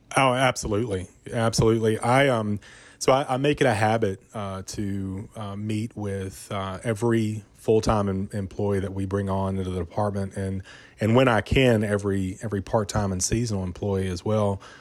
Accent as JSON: {"language": "English", "town": "Buena Vista", "region": "Virginia", "country": "United States", "tie": "born or raised there", "moved": "as an adult", "lives_now": "Roanoke, United States", "said": "I grew up in Rockbridge County, uh, which is, uh, just, uh, about an hour north of here in a small little town, Buena Vista."}